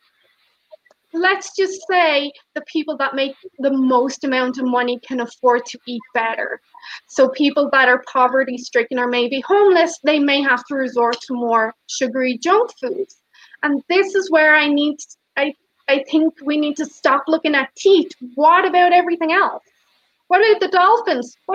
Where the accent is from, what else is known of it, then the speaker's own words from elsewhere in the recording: Ireland; moved away; My home country, Ireland